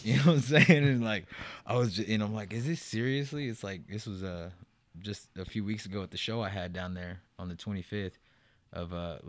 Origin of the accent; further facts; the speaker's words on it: United States; to me, it's like in my heart, I'm from the Navajo Nation, you know? So when people ask me, I'm like, yeah, I mean, we could get into the technicalities. Like, I'm Cherokee and Navajo, but my ways are Navajo